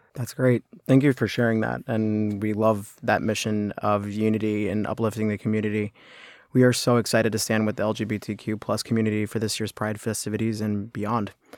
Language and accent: English; New York City, New York, United States; growing up with a pride in Manhattan